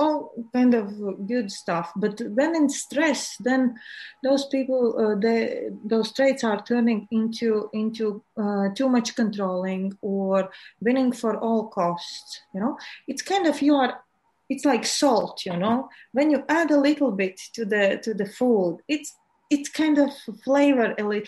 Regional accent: Latvia; I'm from Latvia. It's in Europe.

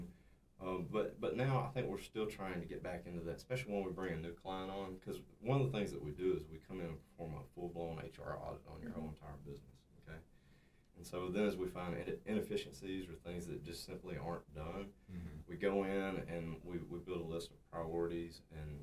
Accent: South Arkansas, United States; grew up in South Arkansas. It was a small town, Rising

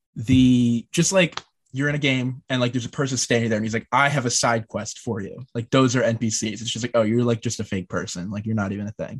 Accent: New Jersey, United States; I'm from New Jersey

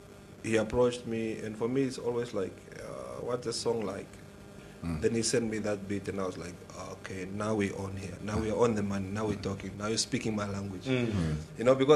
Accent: Oshakati, Oshana, Namibia; I grew up in Oshakati West

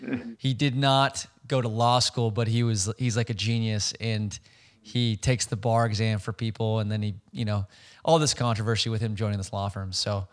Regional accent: Bay Area, California, United States; also born or lived in Los Angeles; I'm like a naive Californian where I grew up in the Bay Area and then I went to college in Los Angeles.

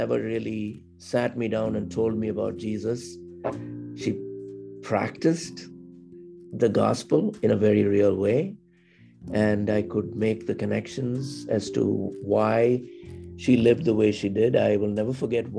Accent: South India, India; moved away as an adult; also born or lived in Madras, India; now in Rochester, United States; I was born in South India and came here after having finished my master's in public administration

